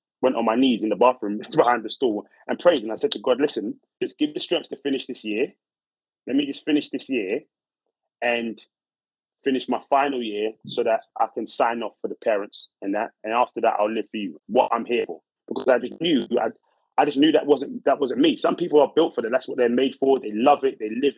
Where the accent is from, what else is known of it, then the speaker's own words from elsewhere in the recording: London, United Kingdom; I was brought up in a place called Brixton, South London in the 90s